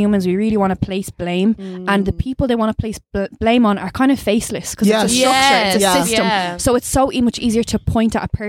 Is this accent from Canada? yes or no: no; Dublin, Leinster, Ireland; I'm from Blanche, like, or Mulhuddart, whatever, whichever one you want to call it.